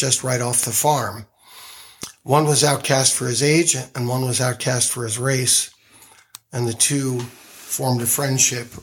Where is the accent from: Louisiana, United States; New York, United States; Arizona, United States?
Arizona, United States; Phoenix; moved away as an adult; now in Los Angeles, United States; I came to faith when I was 17 in my hometown of Phoenix, Arizona. I've been in Los Angeles since about a week after my 21st birthday, so even though I'm born and bred in Arizona